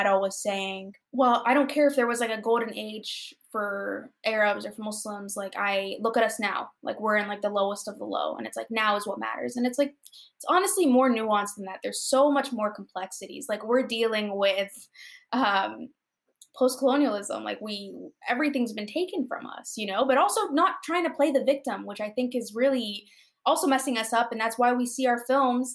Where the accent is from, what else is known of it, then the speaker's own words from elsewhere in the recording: United States; I was born in the U.S.